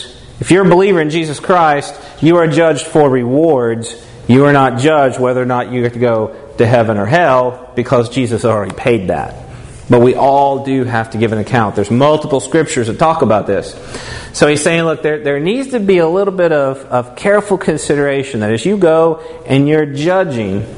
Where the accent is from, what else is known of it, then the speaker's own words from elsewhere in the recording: Tennessee, United States; moved away; I'm from Tennessee originally